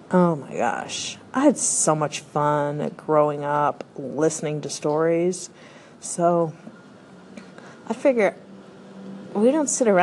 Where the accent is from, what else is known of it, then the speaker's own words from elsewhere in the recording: Denver, Colorado, United States; I was born in Denver, Colorado. I am the first American in my family